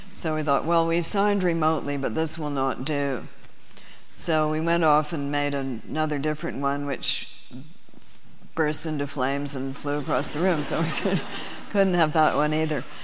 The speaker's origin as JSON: {"language": "English", "country": "Canada", "said": "as a Canadian"}